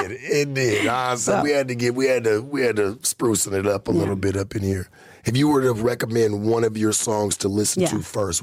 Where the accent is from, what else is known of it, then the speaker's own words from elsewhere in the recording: United States; How do I know? I'm from the United States, baby. I know about all of these motherfuckers.